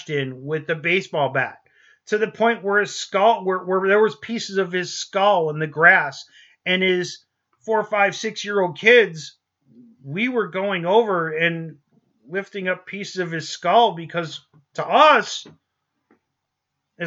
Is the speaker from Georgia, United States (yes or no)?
no; New York, United States; moved away; originally we're from New York. I grew up in a neighborhood